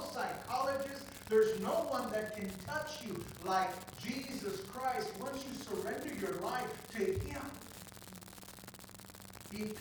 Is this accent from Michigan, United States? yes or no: no; Southern California, United States; I grew up in SoCal